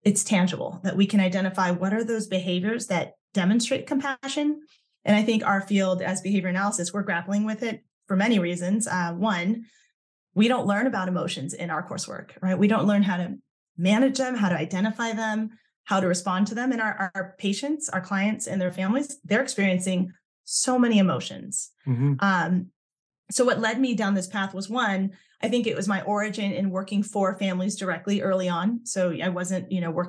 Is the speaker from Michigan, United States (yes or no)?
no; Southern California, United States; my own experience growing up in Southern California as a Thai American